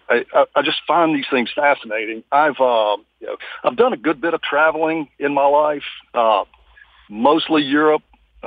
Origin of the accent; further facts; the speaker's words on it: United States; it bothers me, especially as an American